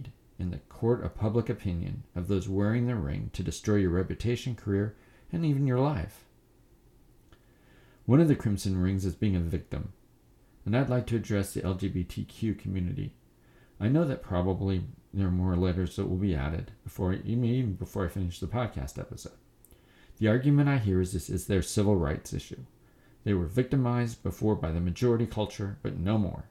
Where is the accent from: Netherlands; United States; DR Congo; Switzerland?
United States; As an American